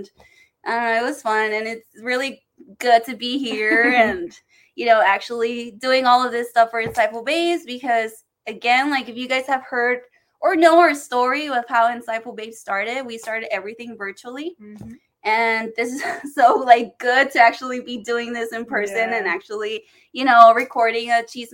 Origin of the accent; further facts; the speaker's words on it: Texas, United States; I'm from Texas